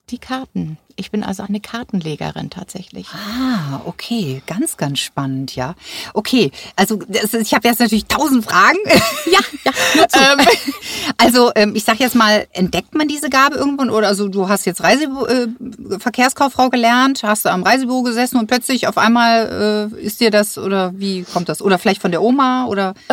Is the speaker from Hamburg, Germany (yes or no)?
yes; Hamburg, Germany; moved away as an adult; now in Seevetal, Germany; Ich bin gebürtige Hamburger Dern.